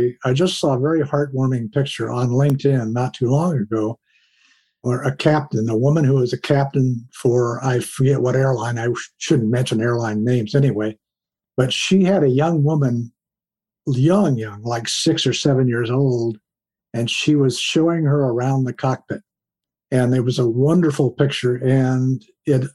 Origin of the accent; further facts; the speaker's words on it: Columbus, Ohio, United States; I grew up in Columbus, Ohio